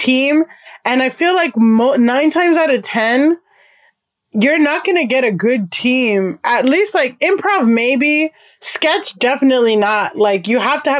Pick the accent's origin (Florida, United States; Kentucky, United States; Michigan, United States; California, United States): Florida, United States; Miami; moved away as an adult; now in New York City, United States; I grew up in Miami, and a lot of my friends are Black and Latino